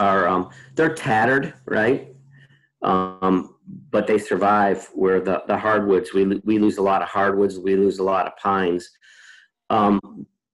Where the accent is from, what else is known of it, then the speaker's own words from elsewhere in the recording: Midwest, United States; moved away; originally I was from the Midwest too